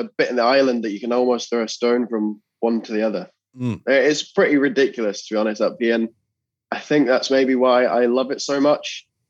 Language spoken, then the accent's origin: English; Scotland, United Kingdom; also born or lived in England; I was born in England, but I've spent my whole life in Scotland, and my dad's Scottish.